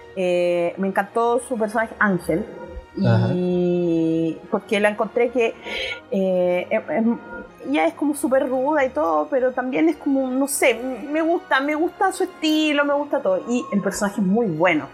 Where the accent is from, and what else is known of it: Chile